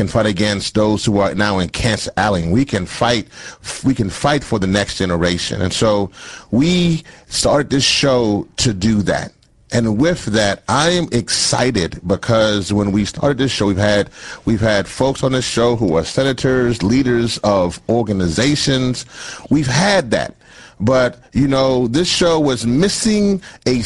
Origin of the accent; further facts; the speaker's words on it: Louisiana, United States; my parents are both from the island of Trinidad, but I was born in Louisiana.